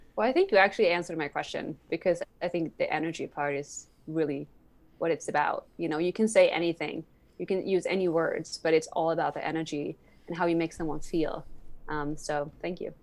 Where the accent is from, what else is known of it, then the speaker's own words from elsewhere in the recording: Sweden; English is a second language; moved away as an adult; now in New York City, United States; I'm born and raised in Sweden. I grew up there.